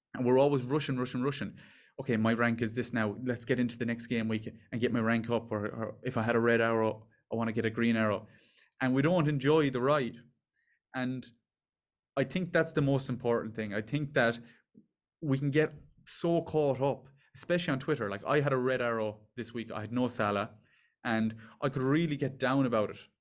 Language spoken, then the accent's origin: English; Ireland; also born or lived in Dublin; We're from Ireland